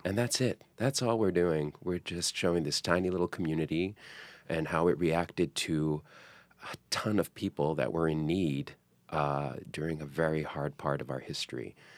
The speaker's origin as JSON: {"language": "English", "town": "New York City", "region": "New York", "country": "United States", "said": "I'm a New Yorker"}